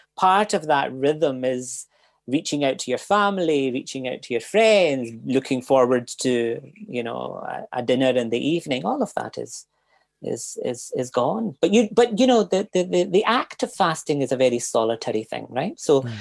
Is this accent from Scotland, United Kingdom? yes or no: yes; Glasgow, Scotland, United Kingdom; moved away as an adult; now in Cork, Ireland; I grew up in Glasgow